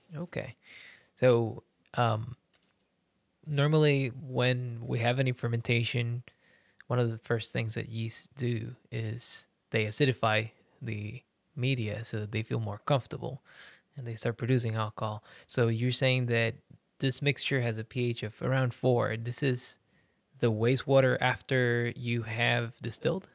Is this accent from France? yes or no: no; Puerto Rico; I come from Puerto Rico as well